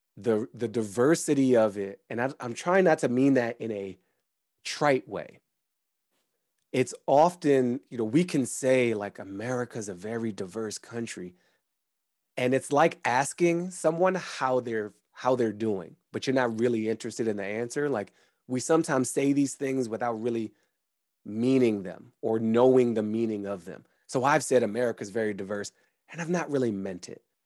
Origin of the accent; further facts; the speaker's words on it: Washington, District of Columbia, United States; I was born in September 1977 in Washington, D.C.